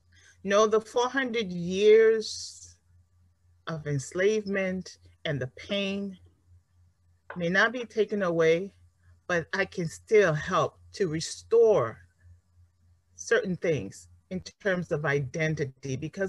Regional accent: Nigeria; now in United States; As you know, I spent a lot of my years growing up here in the United States. I'm from Nigeria.

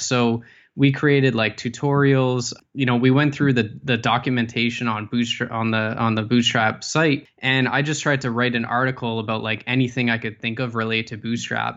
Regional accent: Ottawa, Ontario, Canada; I was, uh, born and raised in Ottawa.

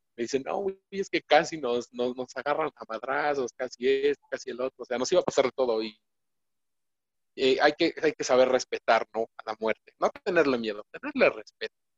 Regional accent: Mexico; nosotros, como mexicanos

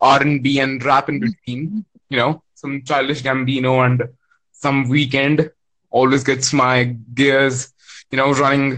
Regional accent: India; I'm from India.

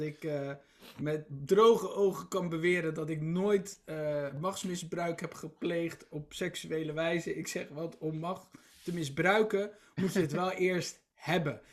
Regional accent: Rotterdam, South Holland, Netherlands; Ik ben, ik ben Rotterdammer en voor Feyenoord

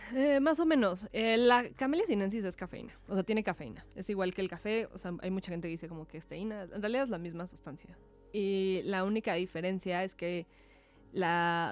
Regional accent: Mexico; nosotros como mexicanos

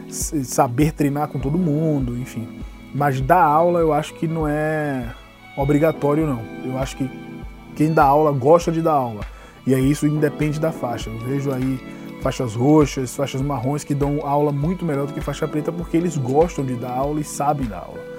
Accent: Salvador, Bahia, Brazil; now in São Paulo, Brazil; Sim, André, eu sou baiano. Sou lá de Salvador, nascido e mal criado na Bahia. Moro em São Paulo há nove anos

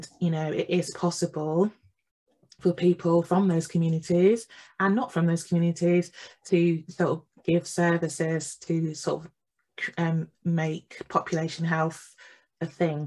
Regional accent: East Midlands, United Kingdom; moved away as an adult; also born or lived in Jamaica (ancestry); now in London, United Kingdom; I was born in England. I was born in the East Midlands. My family is Jamaican

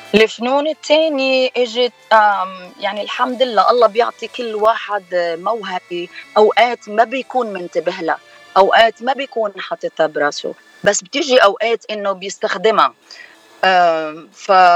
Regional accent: Lebanon; now in United States; أنا من لبنان

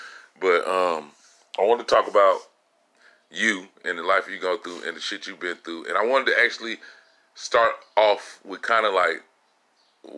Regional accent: Los Angeles, California, United States; as a Californian, as a nigga from

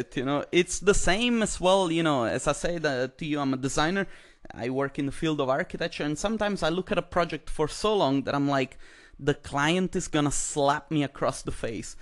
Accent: Italy; moved away; I come from Italy

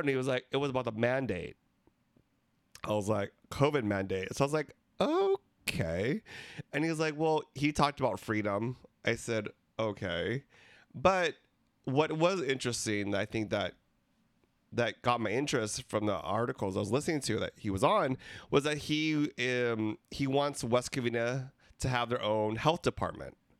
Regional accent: Philippines; We're three Filipino gay guys

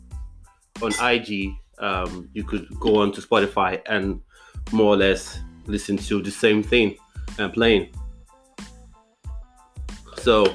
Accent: Nigeria; moved away as an adult; also born or lived in Exeter, United Kingdom; now in United Kingdom; Now, I grew up in Nigeria, I was born in the UK, but eventually, I moved over to Nigeria with my parents, and I lived in Nigeria for a very long time before moving back for the better part of a decade to the UK.

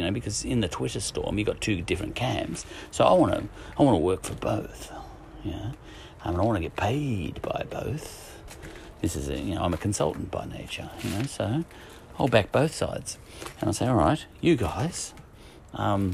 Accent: Ireland; as an Irishman

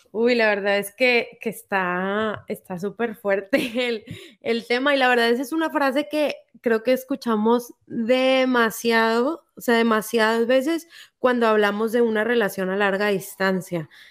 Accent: Mexico; yo soy mexicana

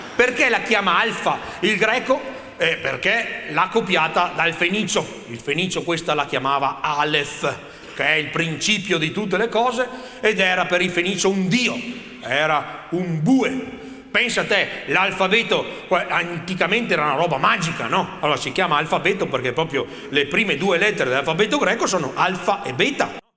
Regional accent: Polesine, Veneto, Italy; vengo dal Polesine

